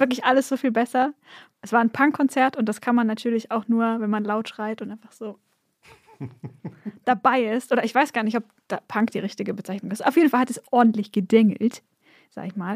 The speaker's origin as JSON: {"language": "German", "area": "near Stuttgart", "region": "Baden-Württemberg", "country": "Germany", "tie": "born or raised there", "said": "ich bin an der Nähe von Stuttgart aufgewachsen"}